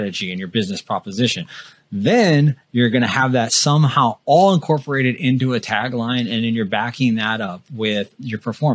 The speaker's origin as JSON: {"language": "English", "region": "Midwest", "country": "United States", "also_born_or_lived": "North Dakota", "said": "I went to college in the Midwest, and I'm from the Midwest"}